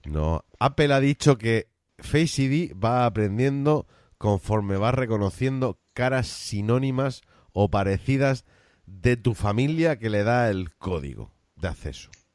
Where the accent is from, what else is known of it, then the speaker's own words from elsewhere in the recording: Cartagena, Region of Murcia, Spain; yo de alcantarilla no soy. Soy de otro pueblecito más cercano a Cartagena. Pero me considero cartagenero.